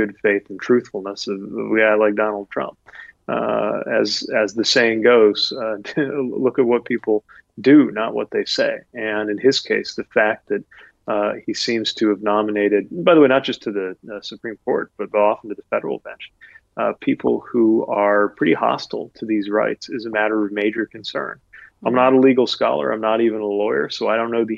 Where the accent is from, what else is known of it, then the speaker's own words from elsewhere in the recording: United States; as an American